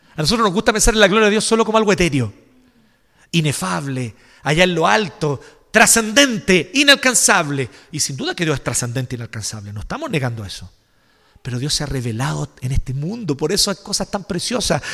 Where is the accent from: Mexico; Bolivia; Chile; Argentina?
Chile; nosotros como chilenos